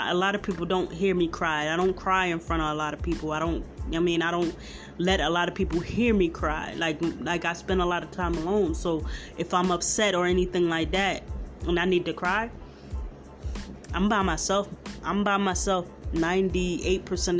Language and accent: English; Philadelphia, Pennsylvania, United States; I'm from Philly.